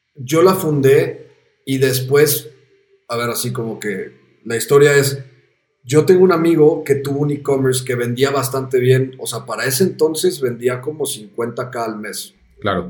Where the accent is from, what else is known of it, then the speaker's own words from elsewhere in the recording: Mexico; moved away as an adult; also born or lived in Amsterdam; siendo mexicano